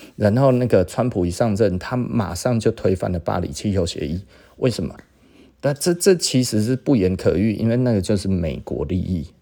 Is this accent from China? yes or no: no; Taiwan; 是我们台湾人去帮英国人写的